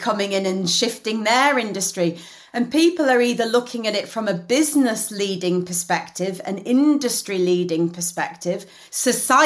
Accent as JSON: {"language": "English", "town": "Leeds", "region": "Yorkshire and the Humber", "country": "United Kingdom", "moved": "as an adult", "lives_now": "London, United Kingdom", "said": "I am a northerner through and through. You know, I'm from Leeds. And even though, yes, I live in London, my family still lives in Leeds."}